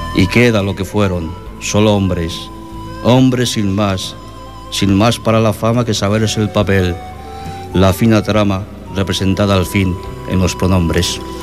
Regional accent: Castile, Spain; now in Sabadell, Spain; Una infancia pequeña y castellana. Un día abandoné el pueblo y dejé en él olvidada mi historia. Bueno, esto es porque soy castellano

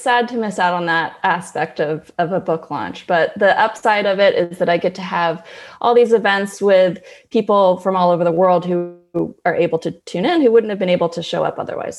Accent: Berkeley, California, United States; I grew up in Berkeley, California with a couple hippie parents

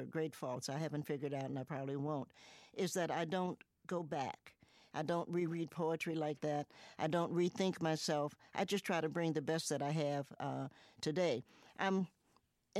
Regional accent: Cincinnati, Ohio, United States; also born or lived in Knoxville, Tennessee / New York; now in Roanoke, United States; grew up in Cincinnati

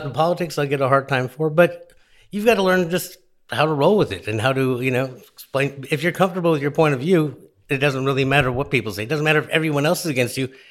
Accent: New Orleans, Louisiana, United States; I'm from New Orleans

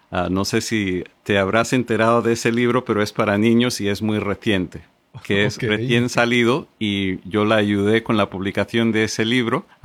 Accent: Caracas, Capital District, Venezuela; now in Madrid, Spain; de Caracas, Venezuela, vivo en Madrid, España.

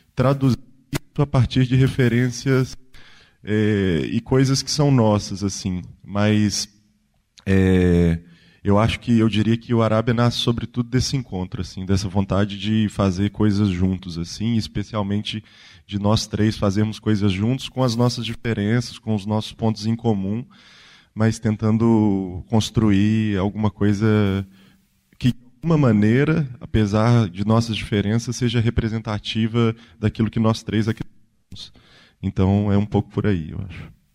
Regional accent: Ouro Preto, Minas Gerais, Brazil; eu sou de Ouro Preto

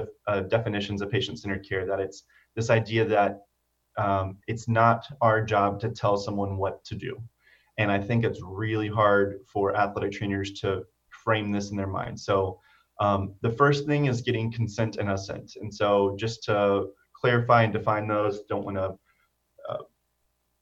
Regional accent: Cypress, Texas, United States; my community that I grew up in Cyprus. And so if you're familiar with the Houston area, Cyprus is a suburb

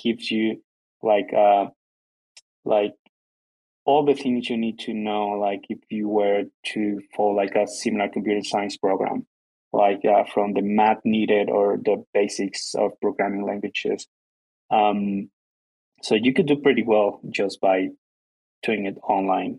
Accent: Guatemala; English is a second language; I'm from Guatemala

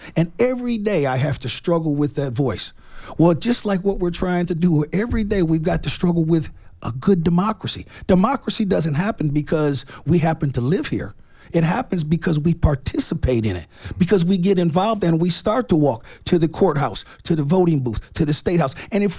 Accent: Indiana, United States; But I am from Indiana, and I love being from Indiana.

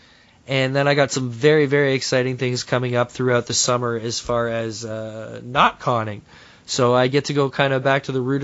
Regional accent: Toronto, Ontario, Canada; born or raised there

